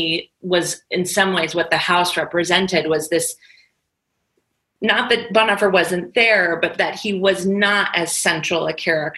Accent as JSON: {"language": "English", "country": "United States", "said": "my country and my nation as an American"}